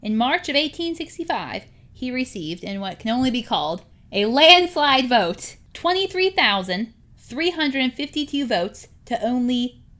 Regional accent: South Carolina, United States; born there; And I can say that because, you know, I was born in South Carolina.

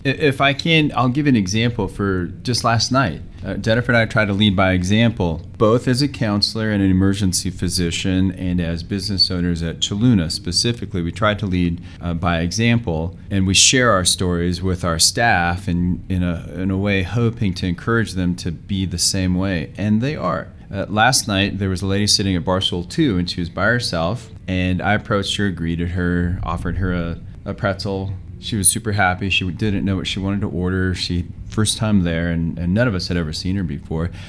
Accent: Los Angeles, California, United States; now in Aurora, United States; I'm originally from Los Angeles, all my relatives are in Mexico

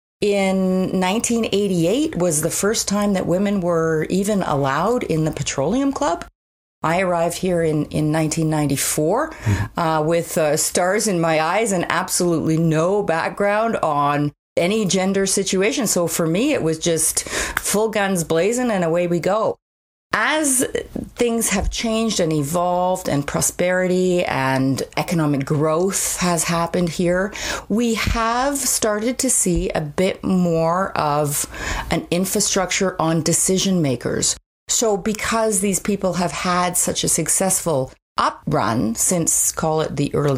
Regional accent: Ontario, Canada; now in Calgary, Canada; I came from Ontario, which is much more of a hierarchy.

